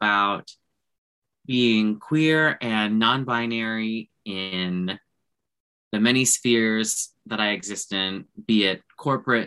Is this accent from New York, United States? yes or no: no; Cajun, Louisiana, United States; I'm very Cajun.